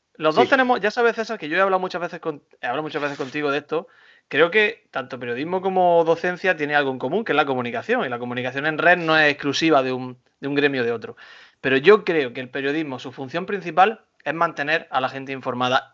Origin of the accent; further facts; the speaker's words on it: Güéjar Sierra, Andalusia, Spain; now in Almería, Spain; en mi pueblo, en Huejar Sierra